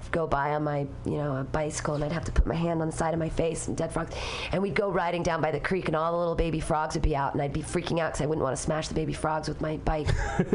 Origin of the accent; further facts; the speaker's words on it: Danville, California, United States; also born or lived in Livermore; I grew up in Danville.